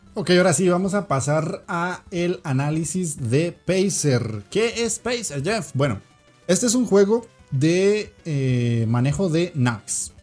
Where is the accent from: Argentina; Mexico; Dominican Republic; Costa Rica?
Costa Rica; en mi país, que es Costa Rica